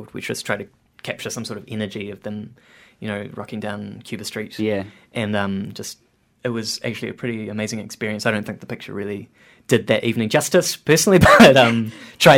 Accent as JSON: {"language": "English", "region": "Wellington", "country": "New Zealand", "said": "I'm from Wellington already"}